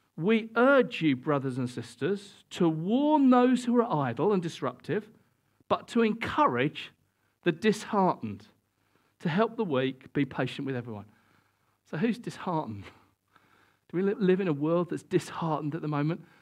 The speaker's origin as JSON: {"language": "English", "country": "United Kingdom", "said": "we're British and we don't do this sort of thing very much"}